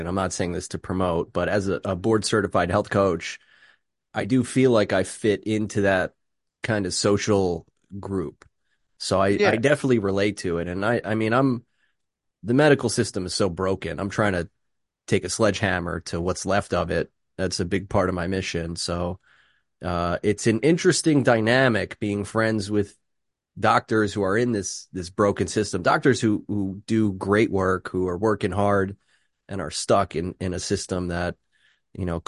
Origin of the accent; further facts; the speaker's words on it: Philadelphia, Pennsylvania, United States; now in Greenville, United States; Northeast Philly, Bustleton area. And that's where I was born and raised